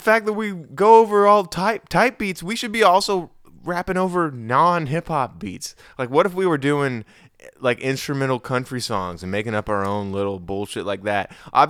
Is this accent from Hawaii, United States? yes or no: yes; Hawaii, United States; You understand that this is where these are my roots. I grew up in Hawaii, bro.